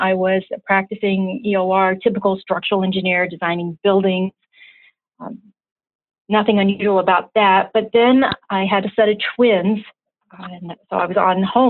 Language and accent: English; Louisville, Kentucky, United States; now in Chicago, United States; I grew up in Louisville, Kentucky